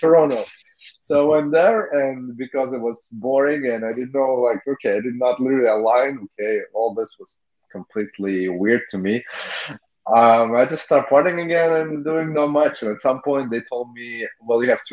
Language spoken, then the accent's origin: English; Latvia; I was born in Latvia, Eastern Europe.